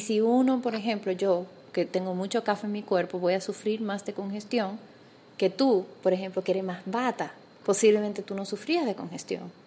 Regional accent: Dominican Republic; now in Panama; soy dominicana y cuando me mudé a Panamá

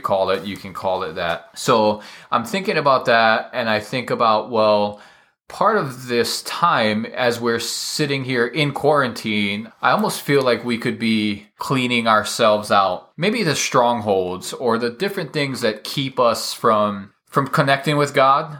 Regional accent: Hawaii, United States; I'm from Hawaii

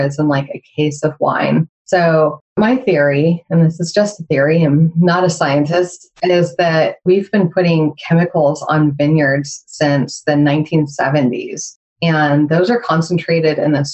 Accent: United States

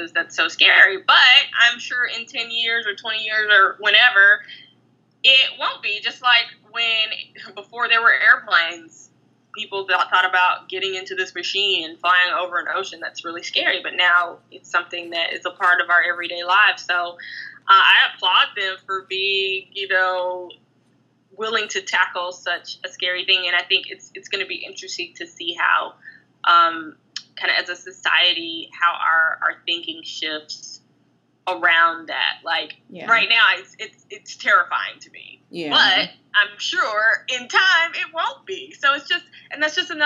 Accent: the South, United States; I'm from the South, and so, you know, we have land in both Tennessee, Alabama, and Georgia

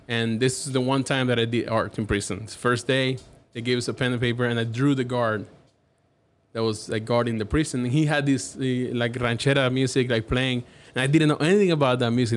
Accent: Havana, Cuba; English is a second language; now in Dallas, United States; I'm from Havana, Cuba

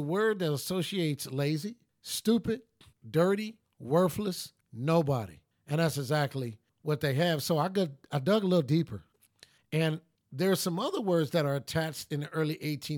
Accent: Los Angeles, California, United States; also born or lived in North Tulsa, Oklahoma; where I grew up in Watts and also grew up in North Tulsa

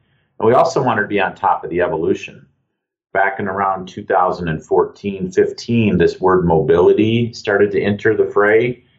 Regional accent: Lake Superior, Northern Michigan, United States; also born or lived in Munich, Germany; I grew up on Lake Superior in the northern part of the state.

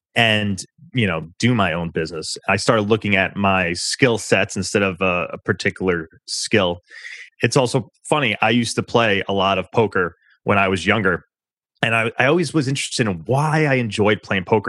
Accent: New York, United States; I'm a New Yorker, so I talk uh, pretty quickly naturally

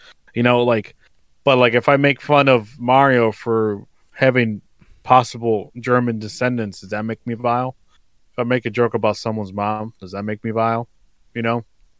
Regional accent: Mexico; now in United States; I grew up in Mexico. I literally watched it go down the fucking drain. Like, and I'm not ashamed to say it. I love my country and where I grew up

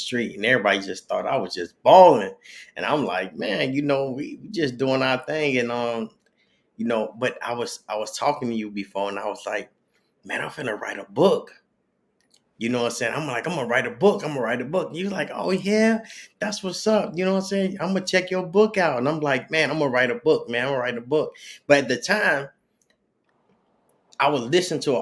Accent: Chicago, Illinois, United States; when I grew up in Chicago in the projects

